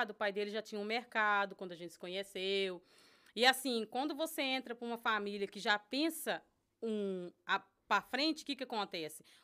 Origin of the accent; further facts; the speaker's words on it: Jundiaí, São Paulo, Brazil; born there; por mais que eu nasci em Jundiaí, eu nunca vivi em Jundiaí minha adolescência.